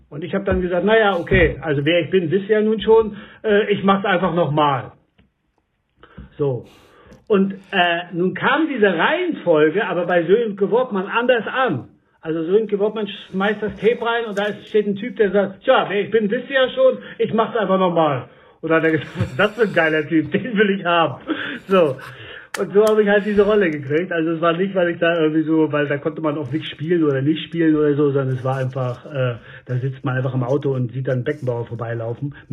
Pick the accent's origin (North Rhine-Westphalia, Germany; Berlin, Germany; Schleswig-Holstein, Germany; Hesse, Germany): Berlin, Germany; ich bin Schauspieler, ich komme aus Berlin und so weiter